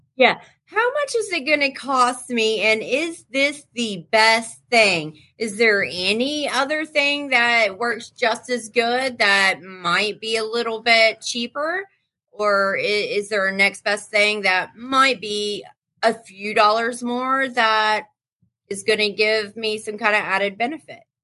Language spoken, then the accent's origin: English; North Carolina, United States; I'm from North Carolina